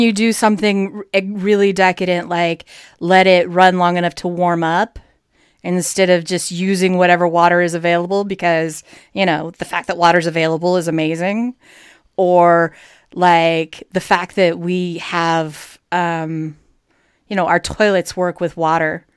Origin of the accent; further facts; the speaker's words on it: United States; we're American